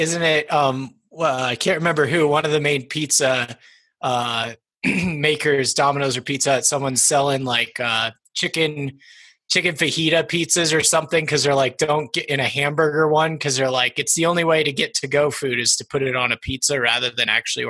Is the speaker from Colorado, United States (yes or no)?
yes; Longmont, Colorado, United States; Yeah, well, I feel like I'm a Longmont native, but I'm not technically. I was born into the Air Force life. My father was a major in the Air Force, so I've lived a little bit of everywhere, but we landed in Colorado when I was 9